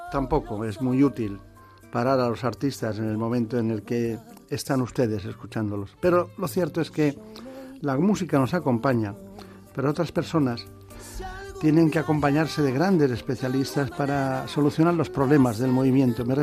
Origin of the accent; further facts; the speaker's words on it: Guadalajara, Castilla-La Mancha, Spain; Yo en Guadalajara, España. Yo siempre digo lo de España.